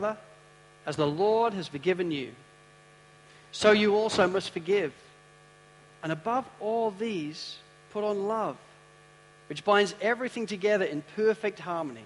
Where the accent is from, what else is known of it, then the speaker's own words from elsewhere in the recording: United Kingdom; I'm a British guy